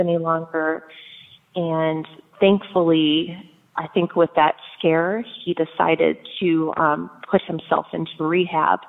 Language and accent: English; Michigan, United States; moved away; we are originally from Michigan. I was born and raised